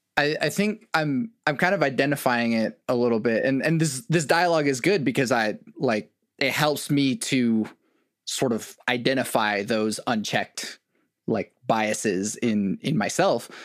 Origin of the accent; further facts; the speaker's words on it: Oklahoma, United States; as a non-white kid growing up in Oklahoma